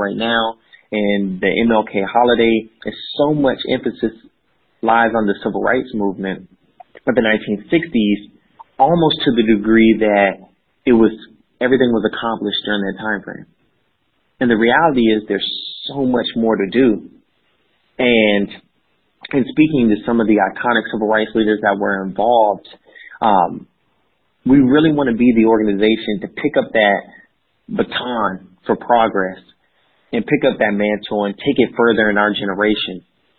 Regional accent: Georgia, United States; And so my background is I grew up in the state of Georgia and the Southern Bible Belt. My family was military, so we moved around quite a bit for the early portions of life

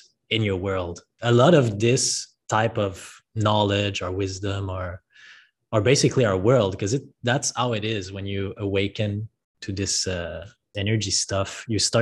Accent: French part of Canada, Quebec, Canada; moved away as an adult; now in Puerto Escondido, Mexico; I'm from Canada originally. What part of Canada are you from? Quebec, French part.

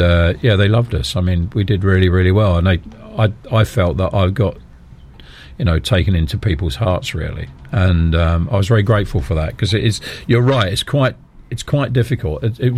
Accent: Dunstable, East of England, United Kingdom; moved away as an adult; also born or lived in Chiswick, London / Sheffield; I was born in Chiswick in London, adopted, right, and end up moving to a place near Luton called Dunstable.

